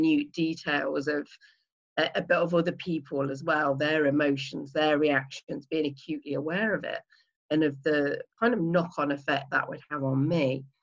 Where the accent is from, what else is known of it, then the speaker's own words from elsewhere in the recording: Leicester, East Midlands, United Kingdom; I am. Yeah, right in the middle in the East Midlands in a town, well, a city actually called Leicester